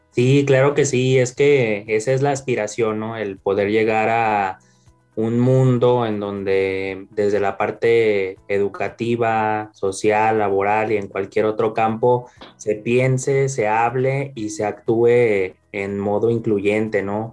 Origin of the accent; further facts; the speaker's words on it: León, Guanajuato, Mexico; nací acá en León, Guanajuato